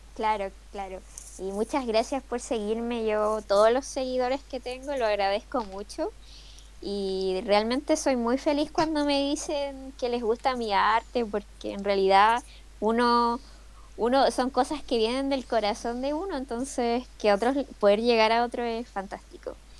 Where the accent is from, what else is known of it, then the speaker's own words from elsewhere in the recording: Chile; acá en Chile